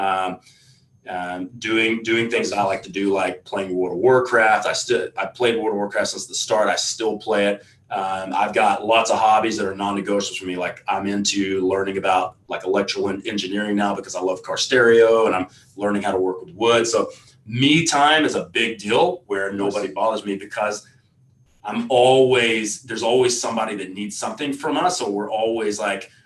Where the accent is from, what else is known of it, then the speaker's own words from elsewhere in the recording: Texas, United States; I come from Texas